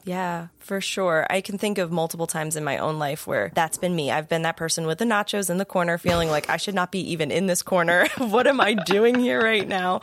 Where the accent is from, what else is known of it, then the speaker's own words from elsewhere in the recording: United States; I was born and raised in America, in the same part of America.